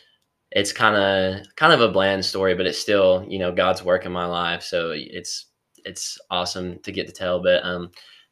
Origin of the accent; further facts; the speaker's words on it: Kingsport, Tennessee, United States; I'm from Kingsport, Tennessee.